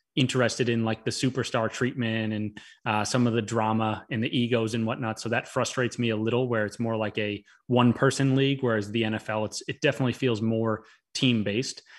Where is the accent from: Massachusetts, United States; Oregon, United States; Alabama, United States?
Massachusetts, United States; Boston; also born or lived in Florida; I am normally from Boston